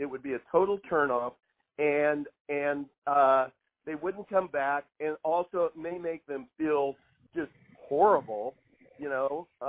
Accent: Kansas, United States; You know, I'm from Northwest Kansas. Northwest Kansans are known for one thing in the United States. We don't have any accent.

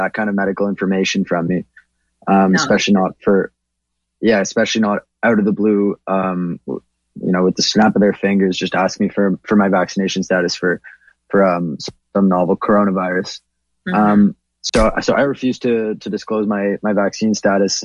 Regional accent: Toronto, Ontario, Canada; I'm a first generation Canadian. I was born in Toronto, but my parents immigrated here in 97.

